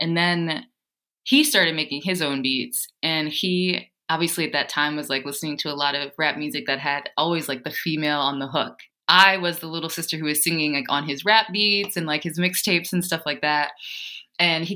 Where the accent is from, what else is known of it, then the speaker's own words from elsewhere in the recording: Ohio, United States; moved away; also born or lived in Cleveland; I'm originally from Ohio